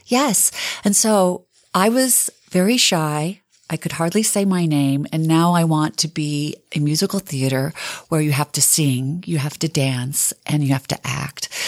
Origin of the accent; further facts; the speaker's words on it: Bountiful, Utah, United States; I grew up in Bountiful, Utah, and, um, my father's parents came from Lebanon to Bountiful